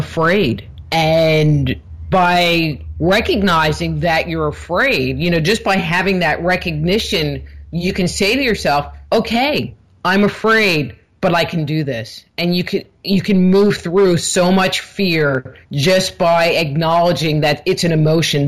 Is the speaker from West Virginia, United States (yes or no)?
no; New York, United States; moved away as an adult; also born or lived in California; I grew up in New York, and I had moved to California when I was 19